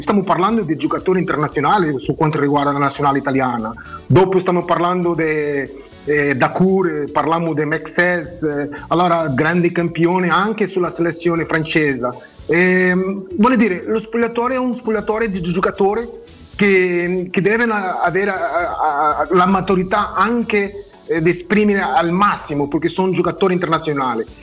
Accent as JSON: {"language": "Italian", "country": "Mozambique", "tie": "born or raised there", "also_born_or_lived": "Portugal", "second_language": "Italian", "moved": "yes", "said": "sono nato a Mozambique, sono portoghese ma nato a Mozambique"}